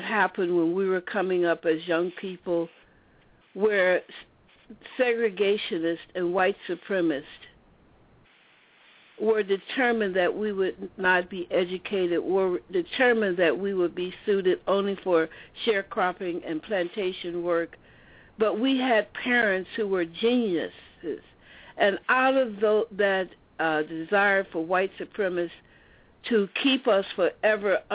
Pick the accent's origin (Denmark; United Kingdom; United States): United States; the American South; I grew up in Southern apartheid